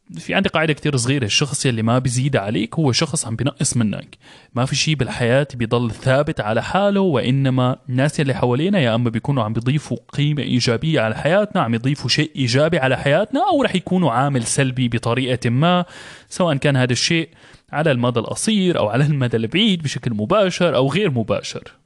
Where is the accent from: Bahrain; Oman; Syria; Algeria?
Syria; moved away; انا انا طلعت من من سوريا بلد كان فيها حرب